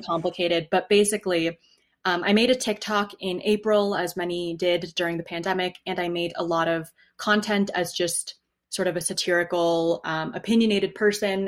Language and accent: English; New Haven, Connecticut, United States; moved away as an adult; also born or lived in Wyoming / California / New York City; I grew up in New Haven, Connecticut for the first 20 years of my life